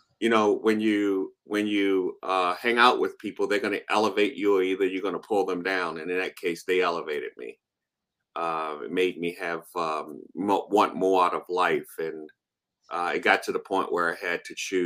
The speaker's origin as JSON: {"language": "English", "town": "Baltimore", "region": "Maryland", "country": "United States", "tie": "born or raised there", "said": "I was raised in the foster care system in Baltimore"}